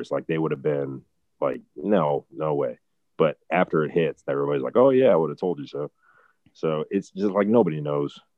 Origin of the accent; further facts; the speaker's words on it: Ohio, United States; and then I was like the guy from Ohio